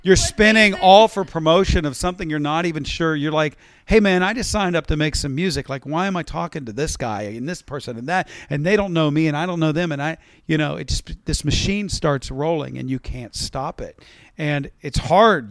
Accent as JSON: {"language": "English", "region": "West Virginia", "country": "United States", "tie": "born or raised there", "also_born_or_lived": "Baltimore, Maryland / Pittsburgh area, Pennsylvania", "said": "growing up in West Virginia"}